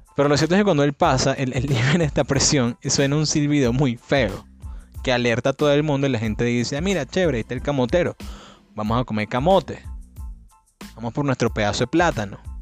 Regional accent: Cabudare, Lara, Venezuela; also born or lived in New York City, United States; en New York City, mi ciudad natal, junto con Cabudare

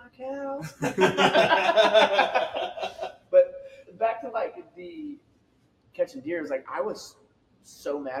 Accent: Hallettsville, Texas, United States; I grew up in Hallettsville, population 2,500.

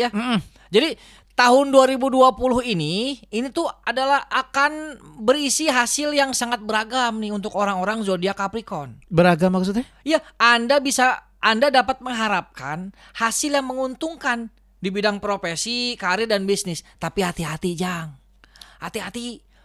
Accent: West Java, Indonesia; iya dah saya mah Sunda atuh om Melki dah saya mah Sunda atuh

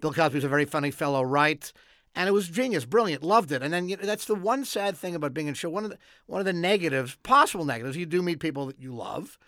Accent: Montreal, Quebec, Canada; moved away as an adult; now in Los Angeles, United States; growing up in Montreal

